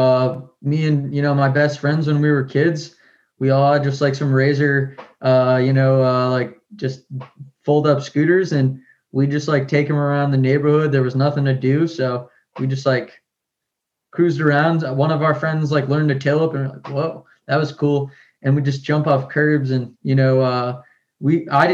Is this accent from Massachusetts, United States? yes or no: yes; Peabody, Massachusetts, United States; I grew up in Massachusetts in a small town, suburb, kind of close to Boston, Peabody